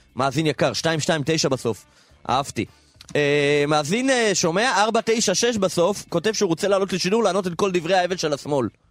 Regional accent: Minsk, Belarus; also born or lived in Kfar Chabad; now in Israel; בילדותי היינו במילסק

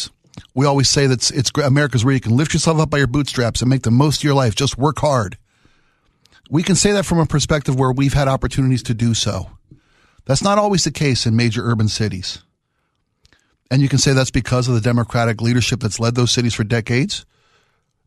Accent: Baltimore, Maryland, United States; moved away; my hometown of Baltimore

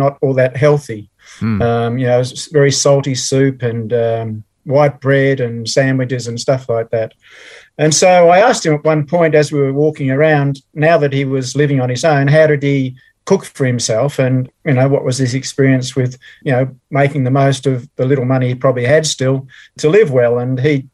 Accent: Melbourne, Victoria, Australia; also born or lived in England; Born and raised in Melbourne. So I've always been a Melbourne person

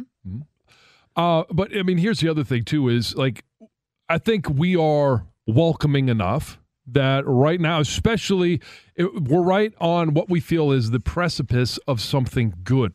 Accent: Michigan, United States; I was born here, raised here

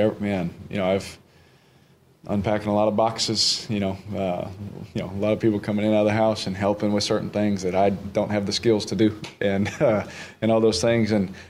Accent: Houston, Texas, United States; now in New Orleans, United States; And that's what I'm used to. Growing up in Houston, that's what I was used to.

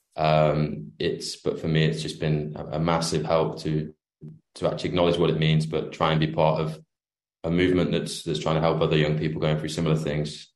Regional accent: United Kingdom; I'm from the UK, the other side of the pond.

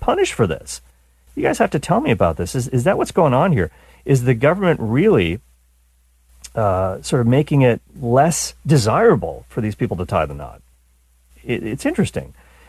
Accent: Canada; now in United States; as a Canadian

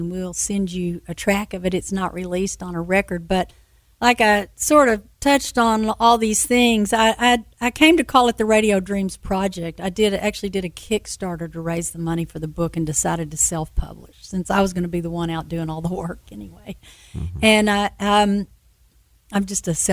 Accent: Lubbock, Texas, United States; also born or lived in Austin, Texas; So I grew up in Lubbock

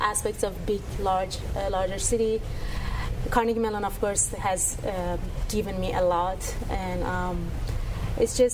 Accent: Iran; moved away as an adult; now in Pittsburgh, United States; I'm from Iran

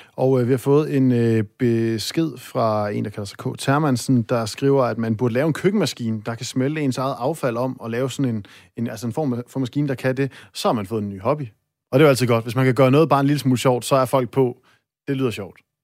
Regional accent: North Jutland, North Denmark Region, Denmark

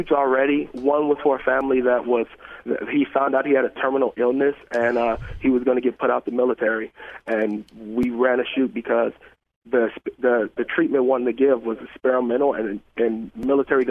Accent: Richmond, California, United States; moved away; I'm originally from California

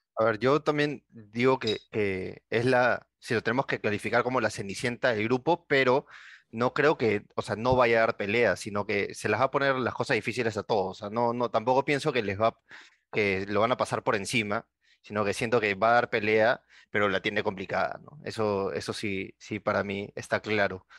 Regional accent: Peru

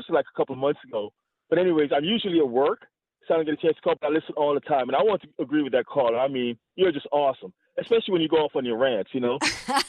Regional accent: Jamaica; also born or lived in Connecticut / Boston; now in San Diego, United States; I'm originally from Jamaica, but I lived in the Northeast, like Connecticut and Boston, went to school at Northeastern. And then I moved out here about 20 years ago. So I'm San Diego now

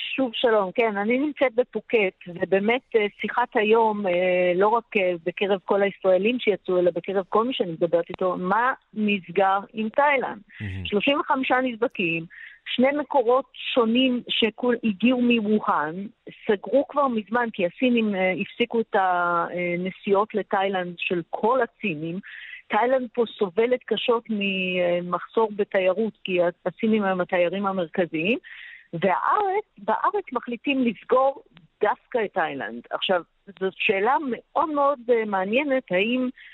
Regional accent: Israel; now in Shanghai, China; אנחנו ישראלים רבים, היו, היינו 700 אה, איש ישראלים. בשנגחאי

